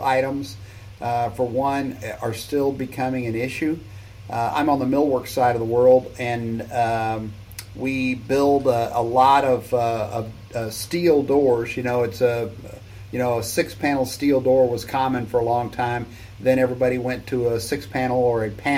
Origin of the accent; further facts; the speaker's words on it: South Texas, United States; I'm from Texas, right? South Texas. We don't have basements here